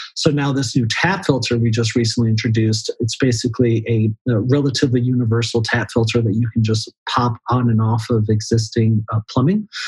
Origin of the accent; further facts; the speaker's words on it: Florida, United States; growing up in Florida